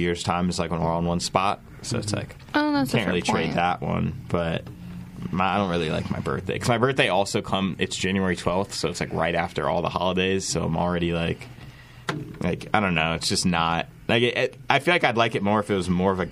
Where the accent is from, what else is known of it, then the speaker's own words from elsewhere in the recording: Raleigh, North Carolina, United States; moved away; I grew up in Raleigh